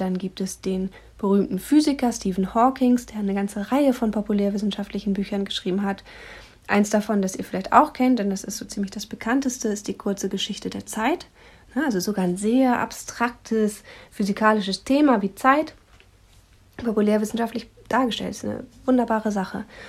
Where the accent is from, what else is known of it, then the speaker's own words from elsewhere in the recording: Germany; hier bei uns in Deutschland